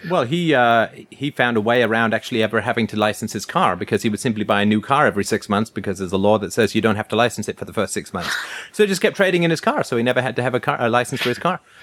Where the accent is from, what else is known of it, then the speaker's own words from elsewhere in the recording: England, United Kingdom; growing up in England, uh, in the, uh, sixties and seventies